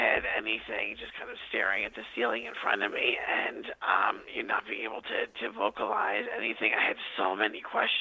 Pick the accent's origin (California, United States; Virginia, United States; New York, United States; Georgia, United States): New York, United States; Long Island; I grew up on Long Island, where I talked to you today